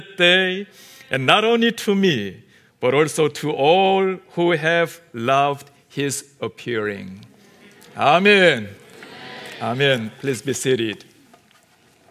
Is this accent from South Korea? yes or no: yes; South Korea; first language Korean; English is a second language; We Koreans